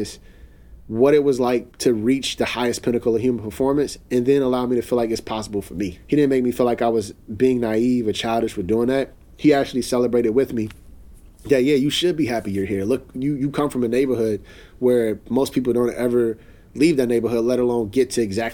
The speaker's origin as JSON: {"language": "English", "town": "Chicago", "region": "Illinois", "country": "United States", "tie": "born or raised there", "said": "I'm in my hometown"}